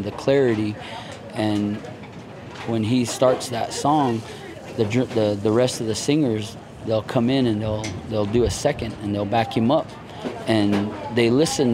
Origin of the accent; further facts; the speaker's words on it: Farmington, New Mexico, United States; I'm of the Navajo Nation tribe, and I hail from Farmington, New Mexico, the Four Corners area